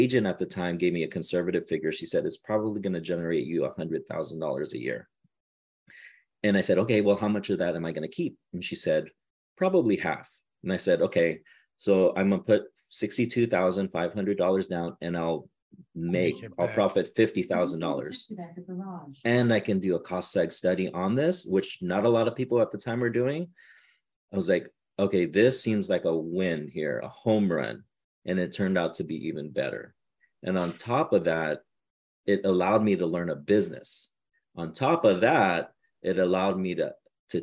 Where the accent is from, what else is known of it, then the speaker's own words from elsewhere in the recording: Southern California, United States; I'm from Southern California.